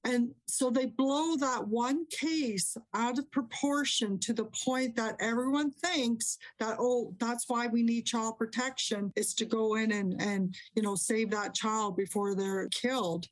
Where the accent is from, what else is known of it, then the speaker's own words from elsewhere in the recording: Canada; I'm Canadian.